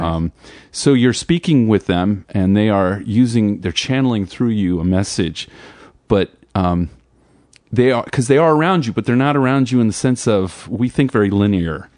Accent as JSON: {"language": "English", "region": "New Jersey", "country": "United States", "said": "I'm from Jersey"}